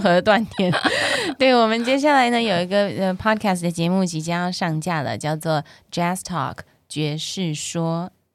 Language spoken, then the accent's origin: Chinese; Taiwan; 我在台湾长大的小朋友